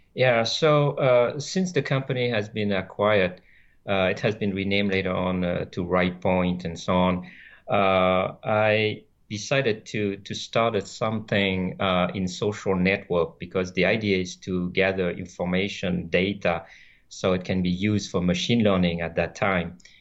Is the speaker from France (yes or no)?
yes; France; first language French; English is a second language; moved away as an adult; also born or lived in Vietnam; now in San Diego, United States; I grew up in France where I did, uh, all my studies